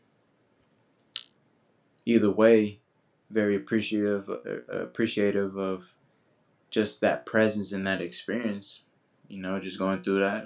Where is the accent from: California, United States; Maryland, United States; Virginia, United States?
California, United States; Oakland; growing up in that environment, that community